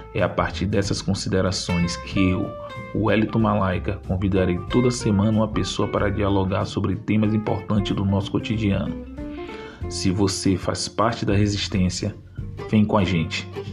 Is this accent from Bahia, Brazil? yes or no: yes; Salvador, Bahia, Brazil; eu sou de Salvador